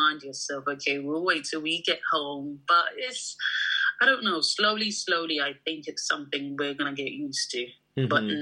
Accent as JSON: {"language": "English", "country": "Nigeria", "said": "I'm Nigerian"}